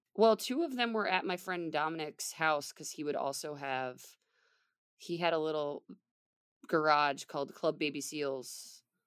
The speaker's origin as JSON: {"language": "English", "area": "the Poconos", "region": "Pennsylvania", "country": "United States", "tie": "born or raised there", "also_born_or_lived": "Philadelphia, Pennsylvania", "moved": "as an adult", "said": "I ended up moving back um, from Philly to my hometown of the Poconos."}